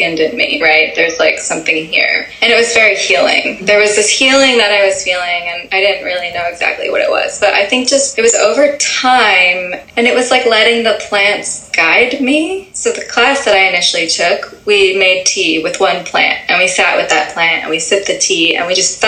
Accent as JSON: {"language": "English", "region": "Massachusetts", "country": "United States", "tie": "born or raised there", "also_born_or_lived": "California", "moved": "yes", "said": "I was born in Massachusetts. Like, my entire family grew up there"}